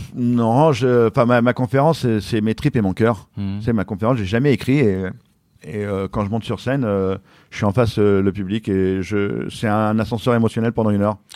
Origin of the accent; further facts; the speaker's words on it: France; J'arrive de France